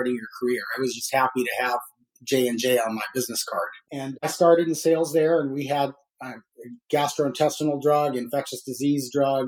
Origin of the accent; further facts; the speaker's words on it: Albuquerque, New Mexico, United States; moved away as an adult; Little town called Albuquerque, New Mexico